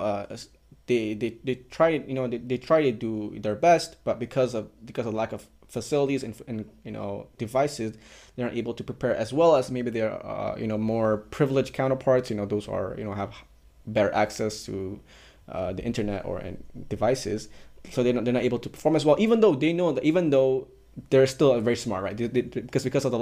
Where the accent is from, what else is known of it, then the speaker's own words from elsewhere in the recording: Malaysia; we're from Malaysia